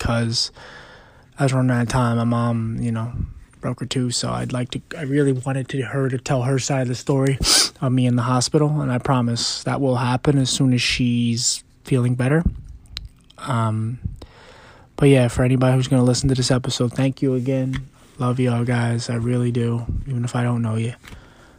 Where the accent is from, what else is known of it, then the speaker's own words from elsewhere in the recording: Philadelphia, Pennsylvania, United States; I'm also from Philly, and it's a hard city where you grow up